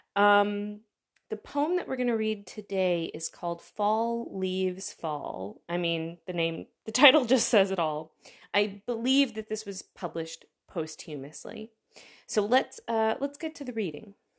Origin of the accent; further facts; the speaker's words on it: United States; now in Berlin, Germany; As an American